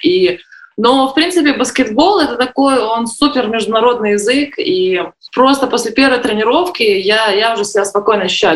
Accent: Belarus

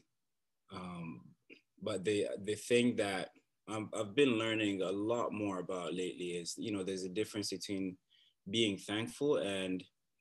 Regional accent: Bukavu, South Kivu, DR Congo; also born or lived in Uganda; now in Canada; I was born in a small and beautiful city called Bukavu in the Democratic Republic of Congo.

